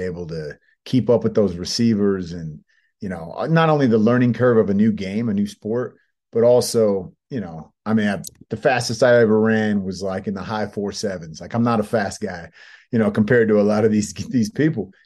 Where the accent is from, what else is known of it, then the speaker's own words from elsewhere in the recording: Bay Area, California, United States; moved away as an adult; also born or lived in San Diego / Los Angeles; I grew up in the Bay Area.